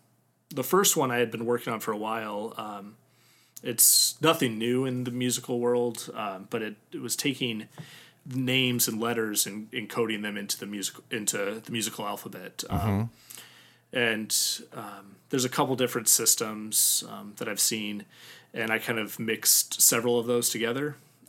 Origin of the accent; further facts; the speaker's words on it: Midwest, United States; first language English; also born or lived in Germany; growing up in the Midwest